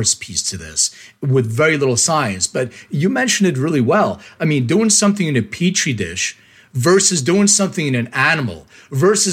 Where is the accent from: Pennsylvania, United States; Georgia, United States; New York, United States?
Pennsylvania, United States; Philadelphia; moved away; I'm from Philly originally